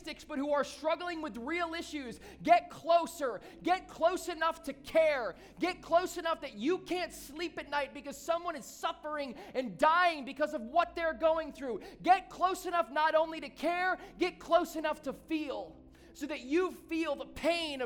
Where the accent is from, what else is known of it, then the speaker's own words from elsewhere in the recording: Southeast Michigan, United States; moved away as an adult; now in South Florida, United States; when I grew up in Southeast Michigan